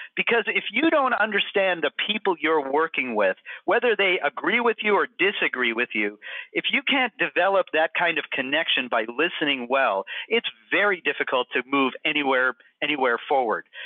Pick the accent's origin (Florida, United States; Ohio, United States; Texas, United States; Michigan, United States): Michigan, United States; Houghton; also born or lived in Massachusetts / San Diego, California; now in Syracuse, United States; I grew up in Houghton, Michigan.